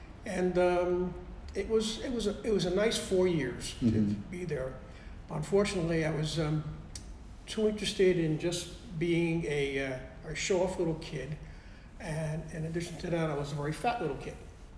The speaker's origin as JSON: {"language": "English", "town": "Brooklyn", "region": "New York", "country": "United States", "tie": "born or raised there", "also_born_or_lived": "Bayside", "said": "Well, my parents, they had this apartment in Brooklyn on Charlie Avenue. And my aunt lived right next door. We had another cousin living downstairs."}